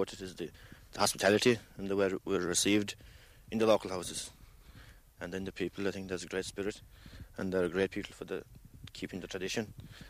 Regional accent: Ireland; I come from Cordell

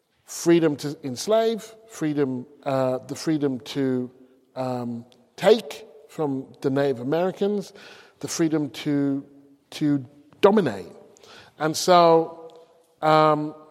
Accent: England, United Kingdom; moved away as an adult; also born or lived in United States; as an English person, regardless of my hue

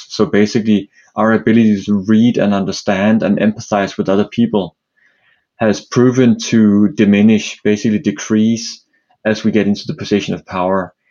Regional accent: Copenhagen, Capital Region of Denmark, Denmark; now in New York, United States; I'm uh, originally from uh, Denmark, Copenhagen, uh, but live in New York nowadays

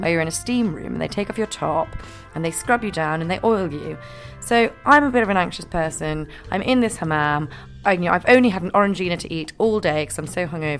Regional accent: Scotland, United Kingdom; I'm from Scotland

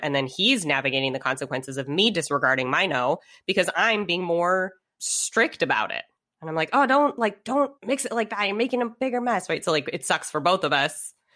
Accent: United States; was born and raised here in the States

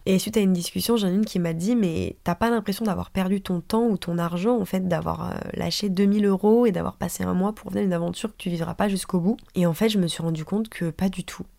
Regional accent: France; moved away as an adult; also born or lived in San Francisco area, United States; Bastien et moi on est partis le même jour de France

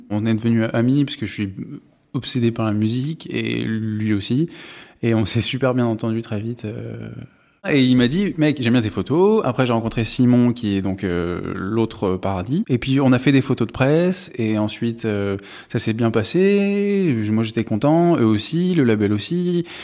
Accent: Paris, Île-de-France, France; moved away as an adult; ouais j'ai grandi à Paris je me suis, je suis parti à 18 ans parce que euh, bon, j'en avais marre.

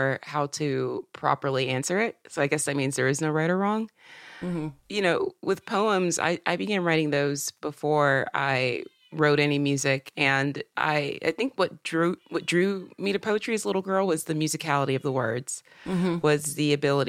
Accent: Upstate South Carolina, United States; also born or lived in Georgia; now in Nashville, United States; I was raised in South Carolina in the upstate near the border of North and South Carolina, about an hour south of Asheville

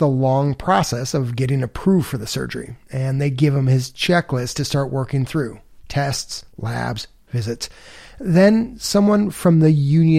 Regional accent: Chicago, Illinois, United States; I'm from Chicago. I grew up in the city of Chicago.

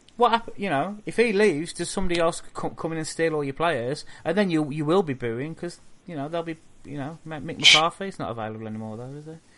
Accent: Wolverhampton, West Midlands, United Kingdom; moved away; I'm from Wolverhampton. I don't live there anymore because it's a shithole.

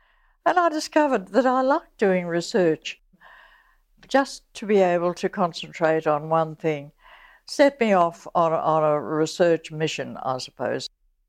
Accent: New South Wales, Australia; Well, I grew up in Western New South Wales. My father was a junior magistrate, and we moved from one little town to another. And I finally went to a boarding school in Sydney

